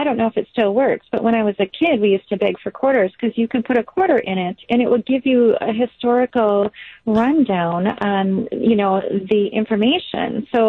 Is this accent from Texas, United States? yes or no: no; La Crosse, Wisconsin, United States; also born or lived in Madison; now in Hartford, United States; Well, I was born and raised in La Crosse, and I also went to Madison